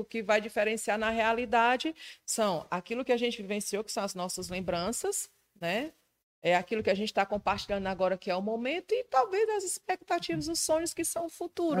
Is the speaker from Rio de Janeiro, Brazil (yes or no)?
no; Ceará, Brazil; o povo acha que eu não sou do Ceará